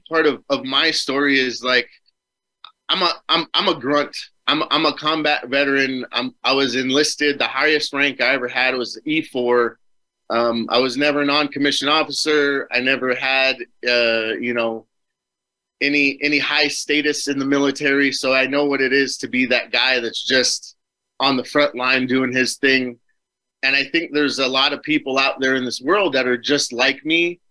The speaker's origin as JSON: {"language": "English", "town": "Superior", "region": "Arizona", "country": "United States", "tie": "born or raised there", "said": "I moved back to my hometown, so I'm back here now. It's called Superior"}